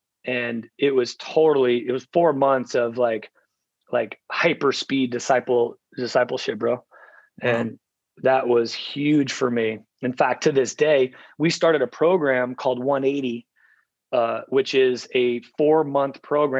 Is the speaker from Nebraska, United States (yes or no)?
yes; Omaha, Nebraska, United States; moved away as an adult; also born or lived in Fort Lauderdale, Florida; my hometown of Omaha, Nebraska.